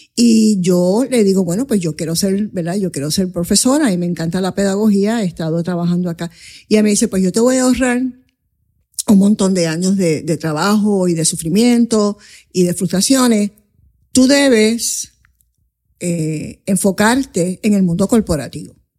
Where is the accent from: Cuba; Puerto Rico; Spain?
Puerto Rico; first language English; Spanish is a second language; also born or lived in Coamo, Puerto Rico / Bronx, New York, United States; yo nací en Cuam, eh, de comadrona, en la calle Ruiz Belvis